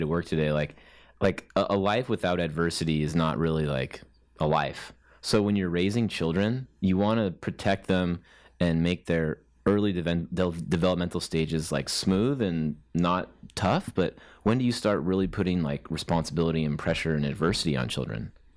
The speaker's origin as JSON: {"language": "English", "country": "United States", "said": "I'm American"}